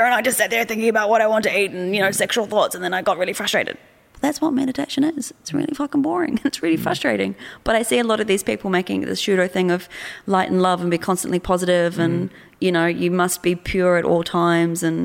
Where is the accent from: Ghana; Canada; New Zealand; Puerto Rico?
New Zealand; also born or lived in Australia; I'm from New Zealand